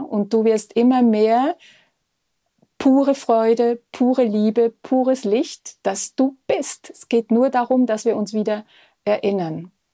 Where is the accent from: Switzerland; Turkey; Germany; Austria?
Switzerland; Bei uns in der Schweiz